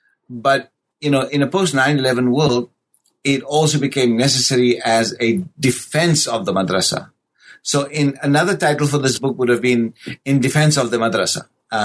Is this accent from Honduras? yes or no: no; South Africa; born and raised in South Africa